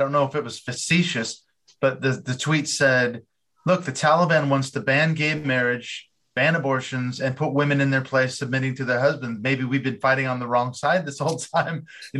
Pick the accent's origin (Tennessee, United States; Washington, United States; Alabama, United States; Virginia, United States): Washington, United States; Seattle; in Seattle, my hometown